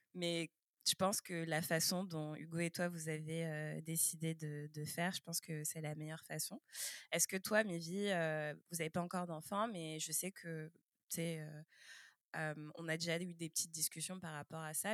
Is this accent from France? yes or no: yes; France; also born or lived in Quebec, Canada; now in Canada; moi aussi, je suis née en France